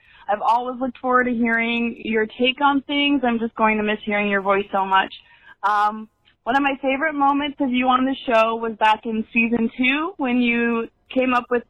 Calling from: Fullerton, California, United States; Hey, Millennial. … from Fullerton, California.

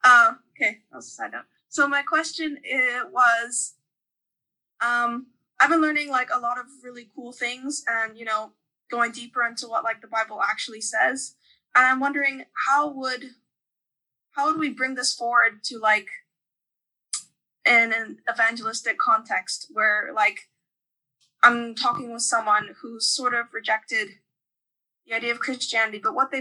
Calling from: Limerick, Munster, Ireland; Right now I'm calling from Limerick, Ireland, for the holidays.

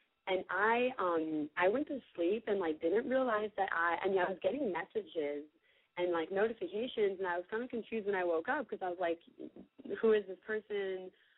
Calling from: Mississippi, United States; I'm calling from the middle of nowhere in Mississippi. Don't ask me why. I have no idea why. I am 22.

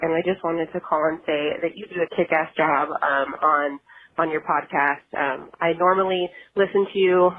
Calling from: Phoenix, Arizona, United States; I'm calling from Phoenix, Arizona.

